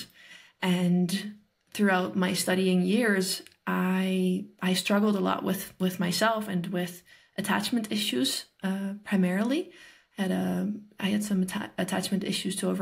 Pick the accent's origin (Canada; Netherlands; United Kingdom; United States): Netherlands; I'm from the Netherlands